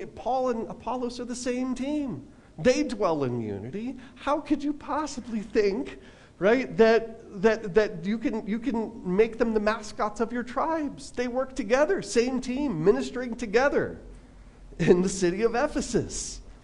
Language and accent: English; Long Island, New York, United States; moved away; back when I was a kid, I was like eight years old, um, back when I lived on Long Island